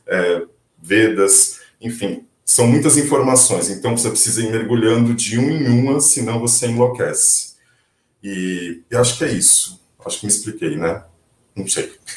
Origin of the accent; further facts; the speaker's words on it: Brazil; Somos brasileiros